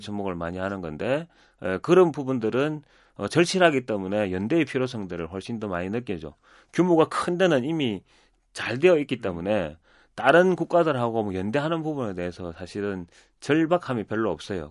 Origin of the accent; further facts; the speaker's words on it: Busan, South Korea; 태어나고 자란 곳은 다 부산인데